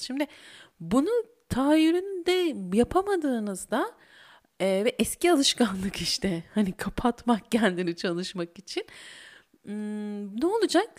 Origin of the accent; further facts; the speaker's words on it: İzmir, Turkey; bir İzmirli olarak